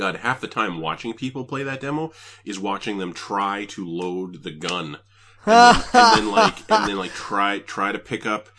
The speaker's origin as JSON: {"language": "English", "country": "Canada", "said": "now I'm Canadian"}